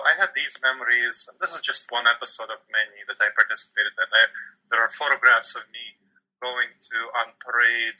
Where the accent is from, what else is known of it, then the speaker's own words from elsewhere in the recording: New York City, New York, United States; also born or lived in Chisinau, Moldova; I grew up in New York City